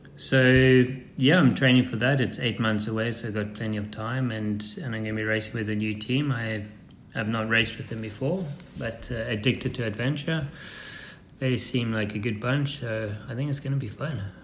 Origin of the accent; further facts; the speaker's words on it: Zimbabwe; I was born in Zimbabwe, um, 1974, and my parents were farmers